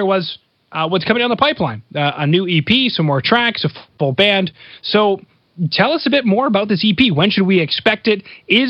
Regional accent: Canada; Maybe it's because I'm Canadian.

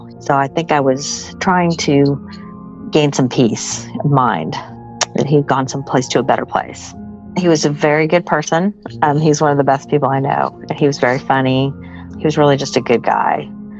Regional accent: Ashland, Kentucky, United States; I'm from Ashland, Kentucky.

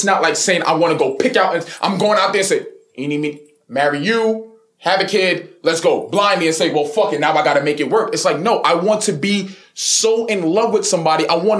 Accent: New York City, New York, United States; I'm from Brooklyn.

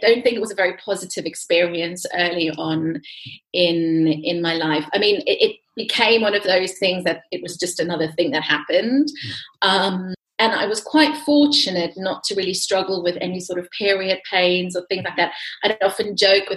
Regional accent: South Africa; I'm from South Africa

